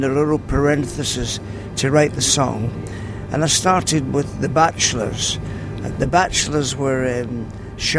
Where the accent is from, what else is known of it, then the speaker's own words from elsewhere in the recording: Glasgow, Scotland, United Kingdom; moved away as an adult; also born or lived in South Africa; I was born in Govan Shipyards and went to the shipyards with Billy Connolly and Alex Ferguson